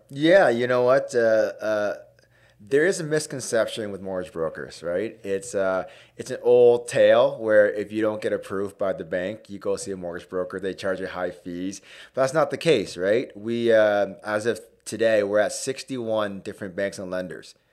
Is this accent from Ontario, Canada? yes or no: yes; Hamilton, Ontario, Canada; East End, born and raised, uh, so went to Winston Churchill High School